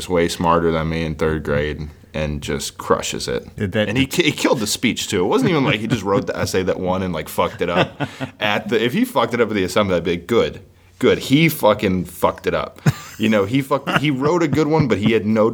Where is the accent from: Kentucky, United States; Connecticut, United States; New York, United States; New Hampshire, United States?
New York, United States; Buffalo; moved away as an adult; now in Nashville, United States; I grew up in Buffalo